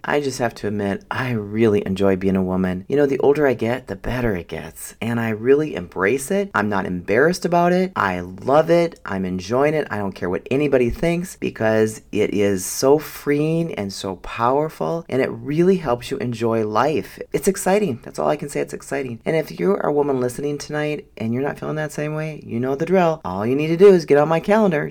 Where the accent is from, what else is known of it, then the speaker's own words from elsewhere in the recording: Minnesota, United States; I'm from Minnesota